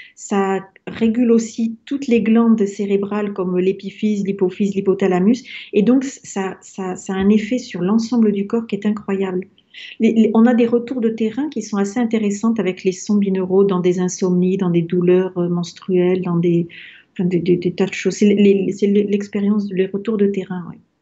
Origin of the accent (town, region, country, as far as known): France